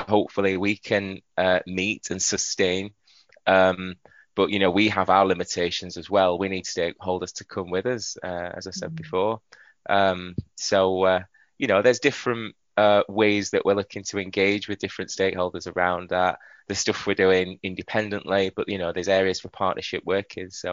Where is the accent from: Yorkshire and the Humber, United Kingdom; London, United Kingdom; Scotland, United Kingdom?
Yorkshire and the Humber, United Kingdom; I'm a Yorkshireman, you know. I can't even disguise it.